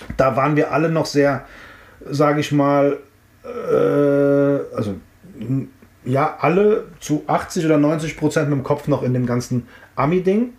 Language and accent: German; Frankfurt, Hesse, Germany; also born or lived in Offenbach; ich bin in Offenbach geboren und zehn Minuten später bin ich in Frankfurt gewesen